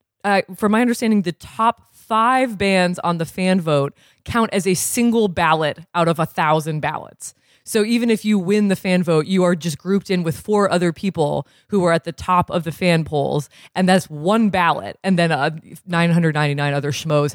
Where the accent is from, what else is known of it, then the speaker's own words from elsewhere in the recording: Burlington, Vermont, United States; I'm from Burlington, Vermont.